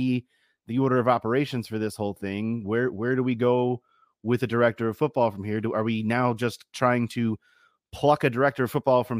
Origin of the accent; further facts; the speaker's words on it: Baltimore, Maryland, United States; accent: Baltimore; my Baltimore accent